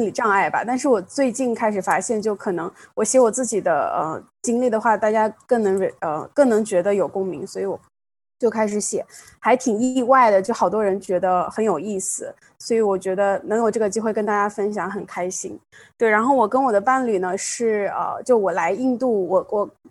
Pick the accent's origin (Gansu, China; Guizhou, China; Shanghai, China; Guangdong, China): Gansu, China; moved away; 我小时候，我的老家在甘肃， 然后我就是生长在山区